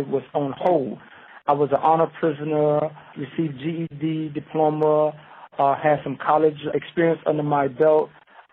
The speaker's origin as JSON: {"language": "English", "town": "Savannah", "region": "Georgia", "country": "United States", "moved": "yes", "lives_now": "Ohio, United States", "said": "I'm originally from Savannah, Georgia."}